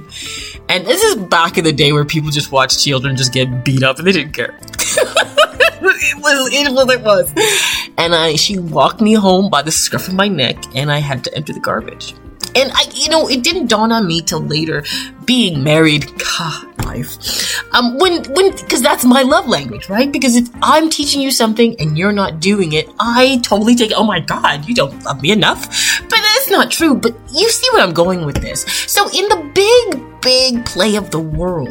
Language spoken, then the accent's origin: English; Toronto, Ontario, Canada; as a Canadian girl born and raised in Toronto, Canada